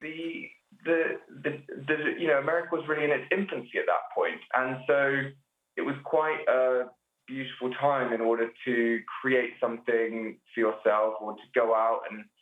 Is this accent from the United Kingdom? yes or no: yes; near Stroud, the Cotswolds, South West England, United Kingdom; I live in a village near where I grew up. And so I'm in a little village outside of Stroud.